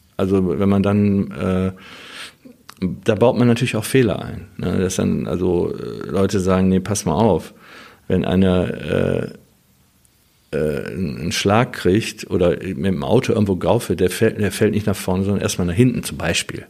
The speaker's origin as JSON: {"language": "German", "town": "Wuppertal", "region": "North Rhine-Westphalia", "country": "Germany", "tie": "born or raised there", "said": "ich bin da oben am Öhlendal aufgewachsen"}